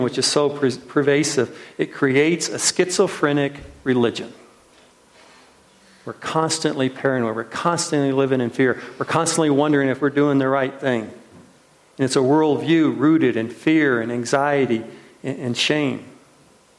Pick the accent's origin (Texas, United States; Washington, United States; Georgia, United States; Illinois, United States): Washington, United States; I can remember it as a little kid in Washington State where they grow all these apples